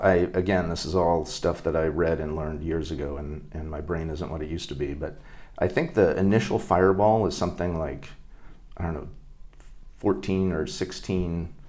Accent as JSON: {"language": "English", "region": "Hawaii", "country": "United States", "tie": "born there", "also_born_or_lived": "Northern Virginia", "said": "I think I'd been west of the Mississippi once in Minnesota as a kid, and I was born in Hawaii, so twice. But I'd never been like outside of, you know, the East Coast."}